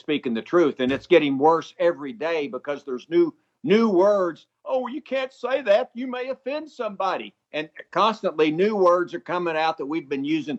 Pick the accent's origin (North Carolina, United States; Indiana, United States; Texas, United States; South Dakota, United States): Texas, United States; I am an American and proud of it. I'm also a Texan, and I'm proud of that, too.